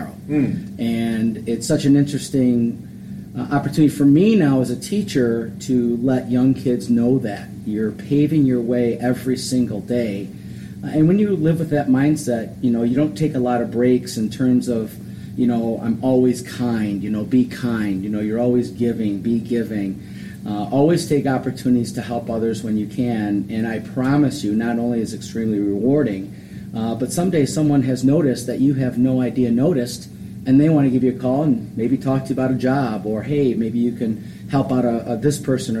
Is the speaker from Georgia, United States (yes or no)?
no; Westland, Michigan, United States; I grew up in Westland, Michigan